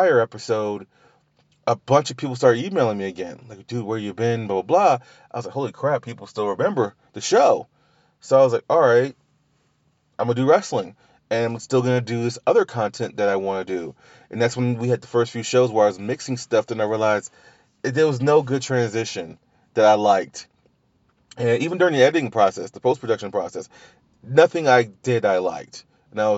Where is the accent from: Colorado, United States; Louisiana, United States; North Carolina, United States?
Louisiana, United States; I'm from Louisiana